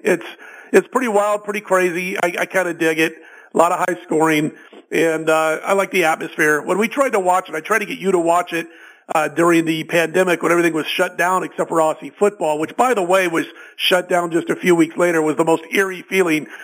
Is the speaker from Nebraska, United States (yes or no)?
yes; Omaha, Nebraska, United States; when I was a, a young guy growing up in Omaha